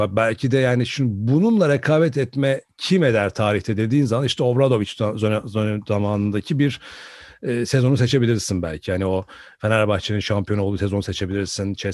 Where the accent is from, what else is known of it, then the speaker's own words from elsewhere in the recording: Turkey; bir Türkiye'li olarak baktığın zaman da e, hoşuna giden bir e, eseri sahneye koyuyorlar açıkçası.